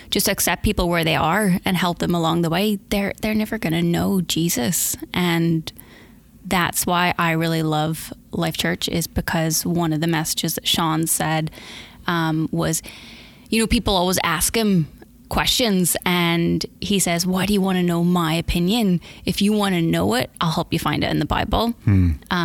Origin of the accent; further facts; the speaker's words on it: Northern Ireland, United Kingdom; moved away as an adult; originally I'm from Northern Ireland, and I came out here for the first time about 11 years ago. I'm from a big Irish family. I've got four sisters and a brother, and I have a sister here and a brother here, and the rest of them are all still in Ireland. Grew up on a dairy farm